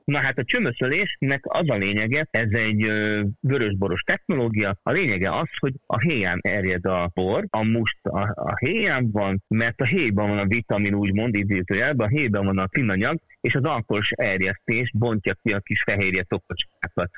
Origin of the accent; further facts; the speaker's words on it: Hungary; ha már magyarok vagyunk